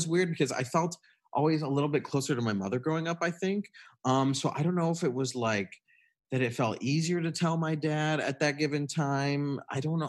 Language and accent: English; Michigan, United States; I grew up in Michigan in a pretty small town. It was close to a big university. It was close to Michigan State University